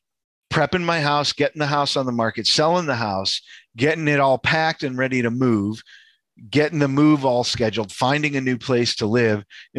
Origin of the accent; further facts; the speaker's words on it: Chicago, Illinois, United States; moved away as an adult; I grew up Polish kid on the north side.